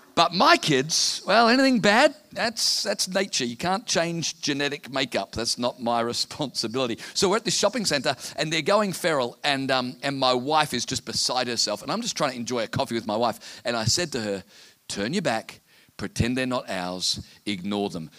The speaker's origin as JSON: {"language": "English", "town": "Townsville", "region": "Queensland", "country": "Australia", "said": "I'm from Townsville in North Queensland, where we have 300 days of sunshine a year"}